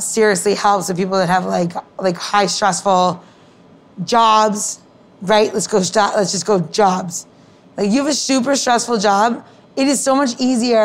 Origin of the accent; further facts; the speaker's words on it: Elmont, New York, United States; now in Washington, D.C., United States; growing up in Long Island, in like, right on the Queens border